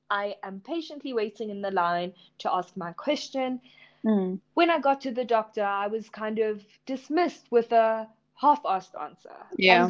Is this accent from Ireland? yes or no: no; India; me being an Indian female also comes with definite stereotypes